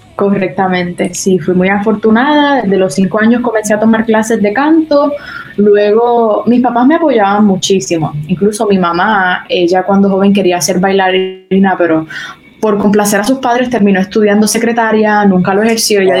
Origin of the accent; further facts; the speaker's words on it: Arecibo, Puerto Rico; Yo me crié en Arecibo toda mi vida